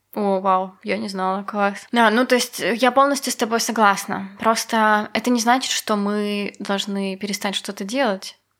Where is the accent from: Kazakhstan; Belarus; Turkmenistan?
Belarus; была я из Беларуси